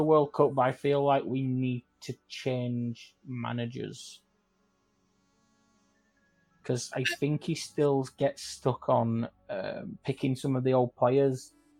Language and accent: English; England, United Kingdom; I'm from fucking I'm from England, aren't I?